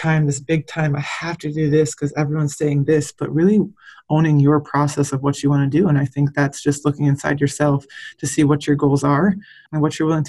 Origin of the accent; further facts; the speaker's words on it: Michigan, United States; moved away as an adult; also born or lived in Texas; I grew up in Michigan and went and played at Texas A&M